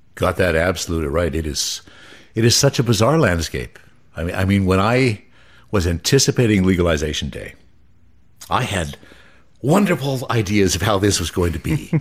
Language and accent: English; Nelson, British Columbia, Canada; now in Okanagan, Canada; a guy from Nelson, and often when I tell people I'm from Nelson